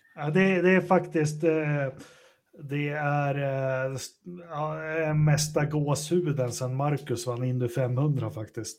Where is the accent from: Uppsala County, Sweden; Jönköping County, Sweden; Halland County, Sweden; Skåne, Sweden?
Uppsala County, Sweden; near Uppsala; utanför Uppsala, ganska nära där jag är uppvuxen